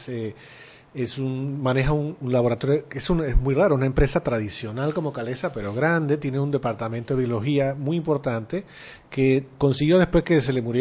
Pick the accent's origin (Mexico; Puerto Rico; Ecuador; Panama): Panama